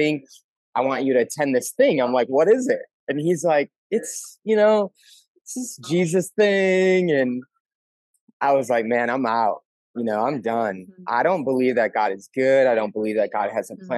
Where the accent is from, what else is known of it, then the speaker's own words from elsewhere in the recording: Milwaukee, Wisconsin, United States; I grew up in Milwaukee